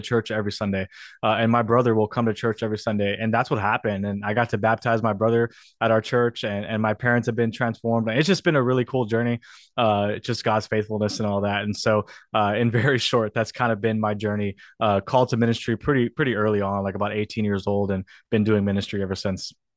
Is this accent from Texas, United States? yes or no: yes; South Texas, United States; also born or lived in New York City; I got the opportunity to be a student pastor in, in my hometown.